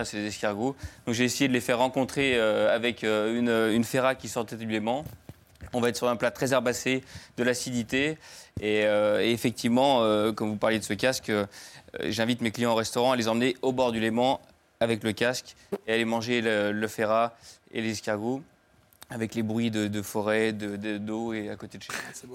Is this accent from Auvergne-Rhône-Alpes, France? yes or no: yes; Lyon, Auvergne-Rhône-Alpes, France; je suis de Lyon